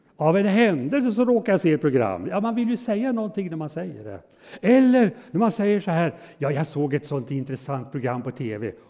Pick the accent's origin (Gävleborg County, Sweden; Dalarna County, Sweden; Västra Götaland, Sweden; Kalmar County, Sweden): Gävleborg County, Sweden; Hudiksvall; hemma i Hudiksvall där jag är född och uppväxt i församlingen där